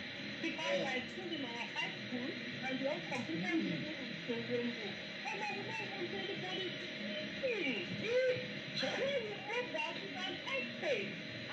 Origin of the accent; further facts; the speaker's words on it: Owo, Ondo, Nigeria; I am from Owo. And I grew up with my mother, who is late now